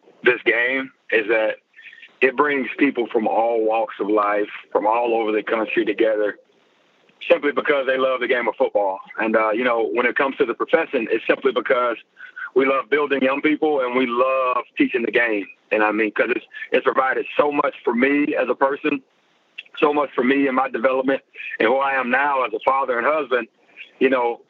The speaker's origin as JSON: {"language": "English", "town": "Memphis", "region": "Tennessee", "country": "United States", "said": "Well, you know, I'm originally from Memphis, Tennessee. At least that's where I played high school football. I moved around a good bit when I was younger"}